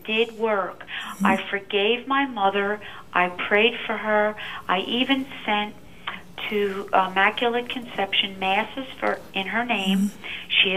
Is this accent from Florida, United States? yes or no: no; Philadelphia, Pennsylvania, United States; I'm from South Philadelphia